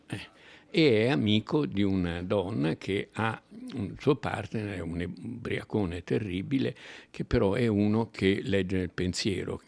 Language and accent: Italian; Italy